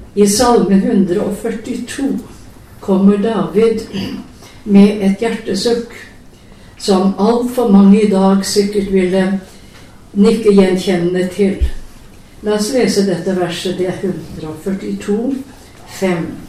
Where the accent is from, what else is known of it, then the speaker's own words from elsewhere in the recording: Telemark, Norway; en bonde hjemme i Telemark